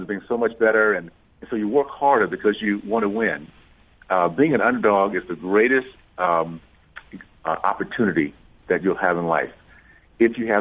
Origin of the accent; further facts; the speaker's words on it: Deep South, United States; I grew up in the Deep South in the 60s